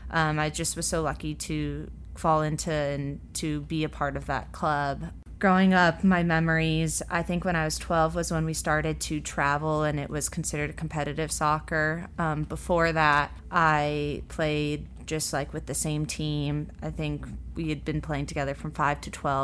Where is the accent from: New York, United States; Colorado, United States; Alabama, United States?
Colorado, United States; moved away as an adult; now in Louisville, United States; I grew up in Colorado